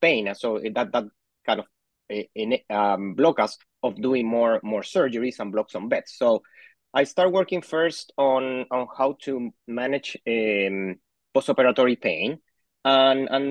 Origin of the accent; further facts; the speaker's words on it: Santiago, Santiago Metropolitan Region, Chile; My mom is from Chile, but I grew up in Santiago, in Chile.